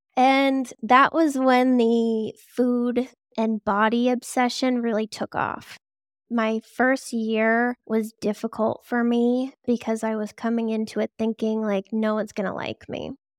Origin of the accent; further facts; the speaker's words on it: Boston, Massachusetts, United States; always from here. So, I grew up in the suburbs in the Boston area, and now I'm just a bit closer to Boston.